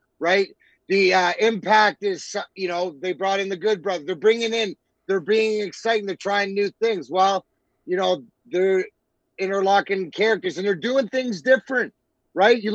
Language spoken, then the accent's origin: English; Canada; we're Canadian